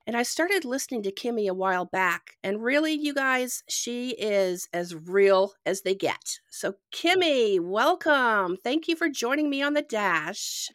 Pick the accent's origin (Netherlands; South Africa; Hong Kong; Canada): Canada; Ontario; now in Georgia, United States; I'm from Canada originally and I live in Georgia